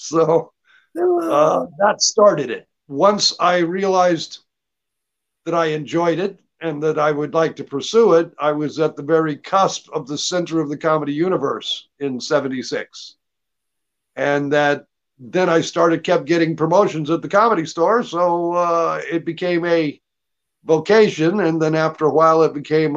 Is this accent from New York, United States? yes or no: no; Georgia, United States; also born or lived in Texas; now in Los Angeles, United States; I grew up in Georgia because my father had taken a job with the Air Force there. And that I moved back to Texas where I was born